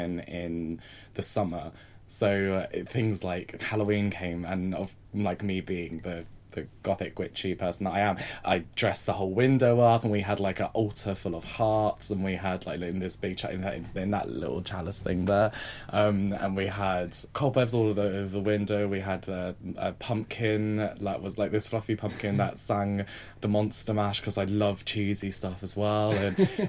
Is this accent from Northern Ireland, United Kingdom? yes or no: no; Southampton, South East England, United Kingdom; now in London, United Kingdom; I come from Southampton